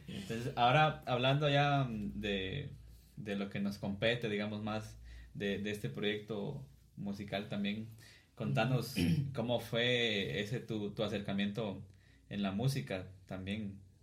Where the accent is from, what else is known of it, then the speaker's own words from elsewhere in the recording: Cuilapa, Santa Rosa, Guatemala; los tres seamos de acá